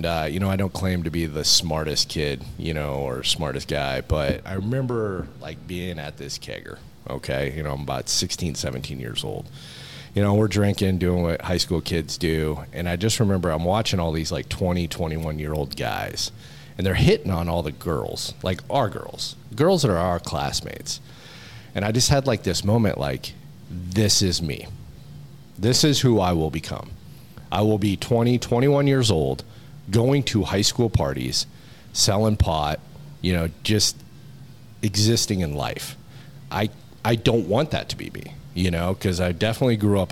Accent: Montana, United States; moved away as an adult; now in Georgia, United States; where I grew up in Montana

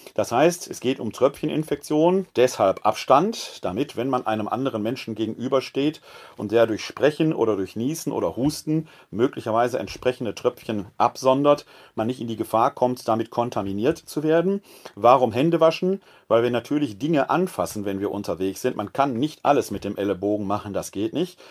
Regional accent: Ruhr area, North Rhine-Westphalia, Germany; now in Wuppertal, Germany; Ich selbst bin ein Kind des Ruhrgebietes

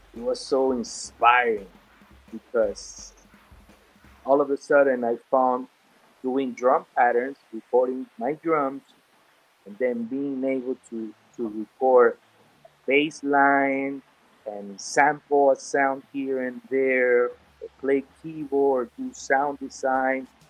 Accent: Venezuela; English is a second language; now in Miami, United States; growing up in in a Spanish speaking country and then moving to the US

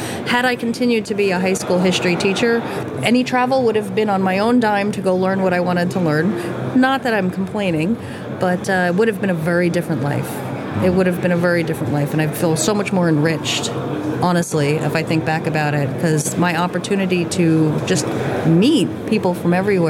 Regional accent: New Jersey, United States; moved away as an adult; also born or lived in New York / Florida / Colorado / Kansas; now in Montana, United States; I grew up in New York and New Jersey, very metropolitan, very, you know, and living in Montana, very rural

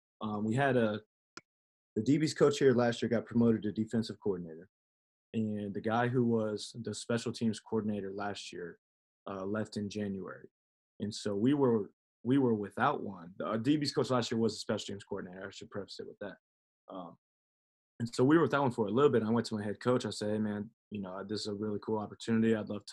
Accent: Omaha, Nebraska, United States; You know, I never was. I could appreciate it, you know, because that's where I was.

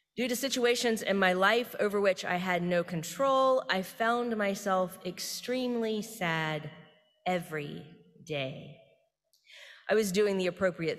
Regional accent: the South, United States; I am Baptist from the South.

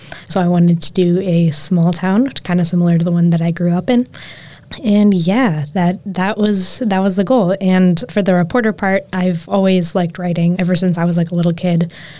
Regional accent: West Bend, Wisconsin, United States; also born or lived in Madison, Wisconsin; now in Door County, United States; I am from West Bend, Wisconsin.

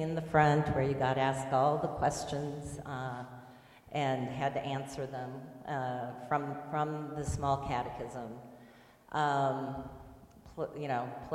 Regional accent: Southwest Iowa, United States; moved away; I grew up in Southwest Iowa

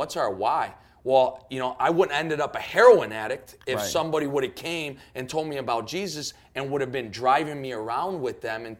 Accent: Chicago, Illinois, United States; I'm from Chicago

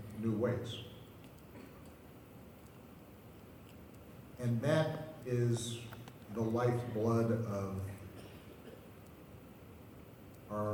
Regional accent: Hawaii, United States; I grew up in Hawaii, and our school, we ended up being the state champions on the basketball team

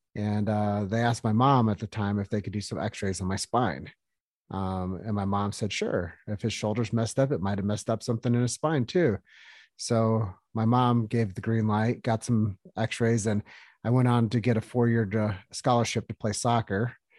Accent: Davenport, Iowa, United States; I'm a kid from Davenport, Iowa, um, lived there for thirty years, uh, grew up one point two miles away from the Fountainhead, Palmer College

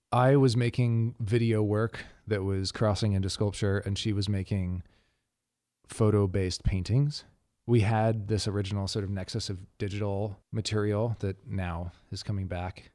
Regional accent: Dallas, Texas, United States; moved away as an adult; also born or lived in Taos, New Mexico; now in Los Angeles, United States; I grew up between Dallas, Texas, and Towson, New Mexico

